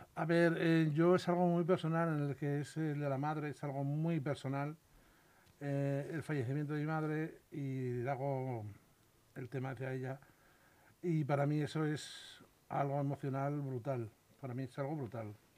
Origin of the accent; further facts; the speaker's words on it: Salamanca, Castile and León, Spain; yo soy de Salamanca y en los pueblos de allí de Salamanca es muy típico cada familia tener un apodo